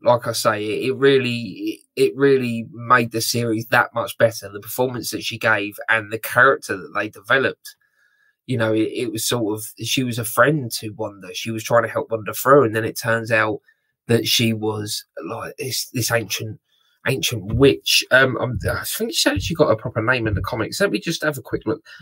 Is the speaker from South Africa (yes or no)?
no; United Kingdom; I'm very British